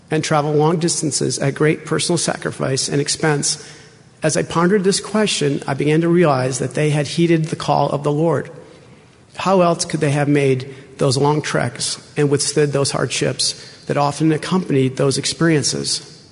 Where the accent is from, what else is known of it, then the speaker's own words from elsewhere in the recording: Rhode Island, United States; moved away as an adult; also born or lived in Logan, Utah; now in Utah, United States; I'm originally from Rhode Island. I joined the church as a graduate student in Logan, Utah.